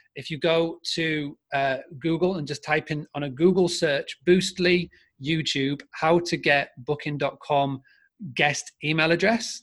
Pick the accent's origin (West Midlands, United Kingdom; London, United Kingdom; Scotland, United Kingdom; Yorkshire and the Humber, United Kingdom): Yorkshire and the Humber, United Kingdom; accent: Yorkshire; my Yorkshire accent